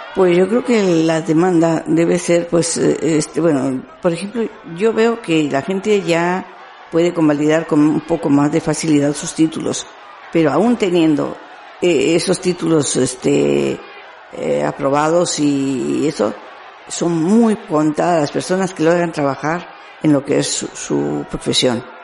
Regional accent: Monterrey, Nuevo León, Mexico; moved away as an adult; now in Basque Country, Spain; soy de México, bueno, Monterrey, Nuevo León, México

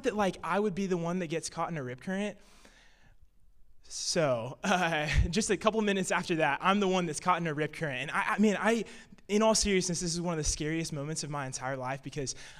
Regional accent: Illinois, United States; I'm from Illinois, and basically growing up in the Midwest, growing up in cornfields

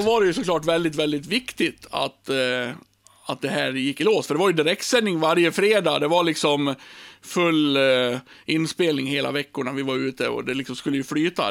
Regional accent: Björbo, Dalarna County, Sweden; i Björbo, där jag kommer ifrån

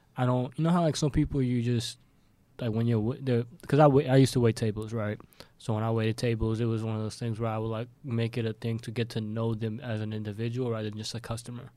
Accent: Pakistan; I'm Pakistani

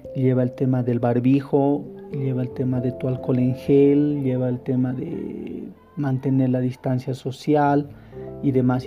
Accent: La Paz, Bolivia; En La Paz, yo soy de aquí, de La Paz del Alto

